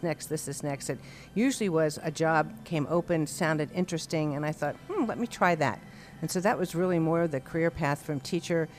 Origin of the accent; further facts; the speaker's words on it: Bryn Mawr, Pennsylvania, United States; moved away as an adult; also born or lived in Gulf Mills, Pennsylvania; I grew up outside of Philadelphia, originally from the Bryn Mawr area, and then ultimately my parents built a home in Gulf Mills